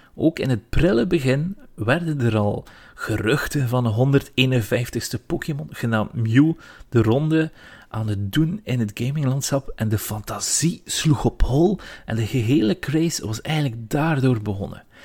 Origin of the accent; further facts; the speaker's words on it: Flanders, Belgium; bij ons op VT4